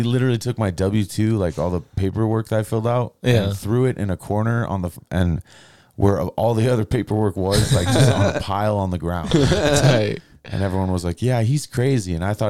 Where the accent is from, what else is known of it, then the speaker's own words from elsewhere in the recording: Aurora, Colorado, United States; Yeah, I'm from Aurora.